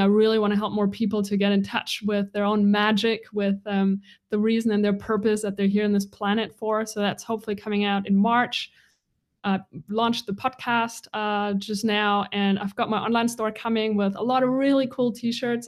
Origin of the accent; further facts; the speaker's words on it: Bavaria, Germany; moved away; also born or lived in Bali; This is where I was born, in this little tiny town in Bavaria. It's about an hour north of Munich.